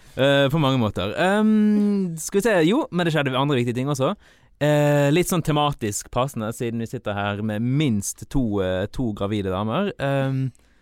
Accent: Malvik, Trøndelag, Norway; jeg vokste opp i Malvik

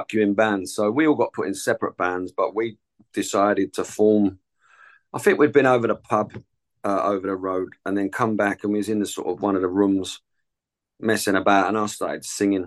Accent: Chingford, London, United Kingdom; also born or lived in Epping; I'm from Chingford. I was born in Epping, but I've spent my whole life living in the same place in Chingford

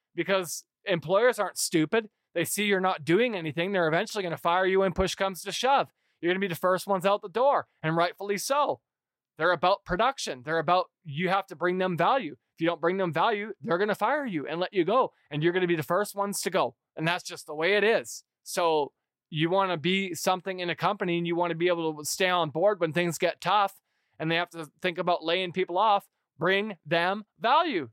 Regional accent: United States; I as an American

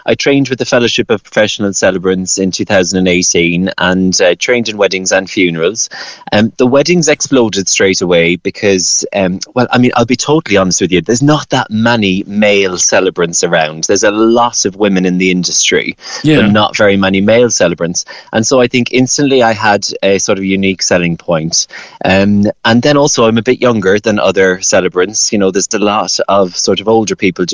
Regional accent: Cork, Munster, Ireland; moved away as an adult; now in United Kingdom; I'm from Toker, I'm a Cork boy, born and bred. And I'm living over here now in the UK

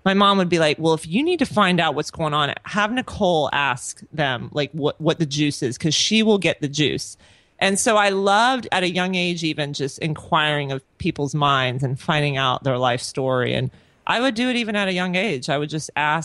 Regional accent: Orlando, Florida, United States; also born or lived in Tampa; I'm originally from Orlando. I was born and raised there

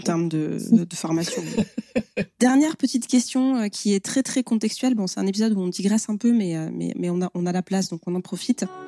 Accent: France

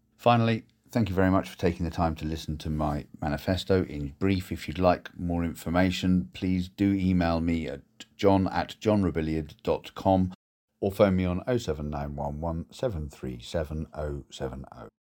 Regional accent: Torteval, Guernsey; moved away as an adult; also born or lived in United Kingdom; I was born and raised in Guernsey, uh, in Torteville, and then St Xavier's

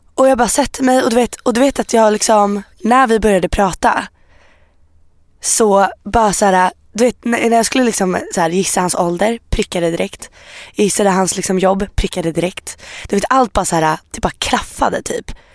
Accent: Iran

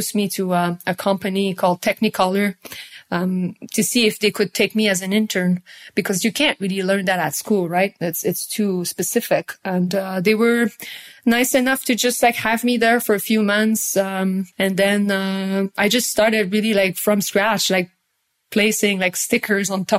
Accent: Montreal, Quebec, Canada; I'm from Canada. I'm from Quebec, Montreal.

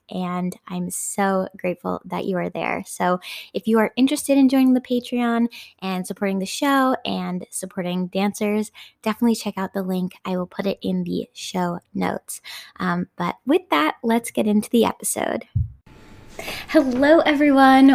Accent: Somerville, Massachusetts, United States; I'm from Davis Square

